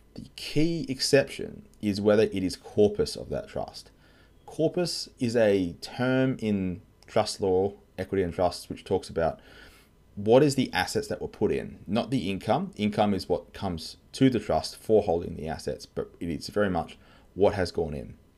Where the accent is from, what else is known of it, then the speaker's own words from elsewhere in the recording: Australia; I'm an Aussie tax lawyer.